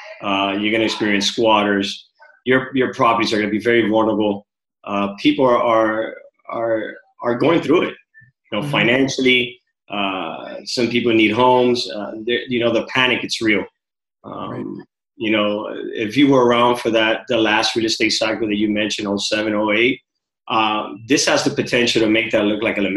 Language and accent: English; Miami, Florida, United States; also born or lived in Cuba; I've been raised here in Miami. Originally born in Cuba